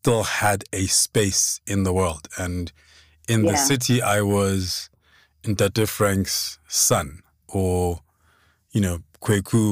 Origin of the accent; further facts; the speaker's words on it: Lesotho; now in South Africa; growing up in Lesotho